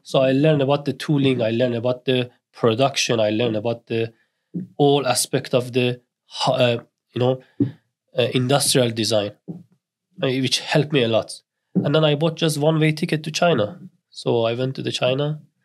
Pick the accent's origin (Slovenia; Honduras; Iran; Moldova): Iran; northern Iran; English is a second language; moved away as an adult; now in Newcastle, United Kingdom; I grew up in Iran, uh, north of Iran, I was exactly the same till I was twenty years old and I arrived in the Newcastle.